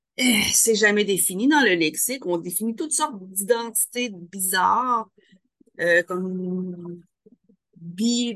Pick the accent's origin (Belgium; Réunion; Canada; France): Canada; Quebec; je suis québécoise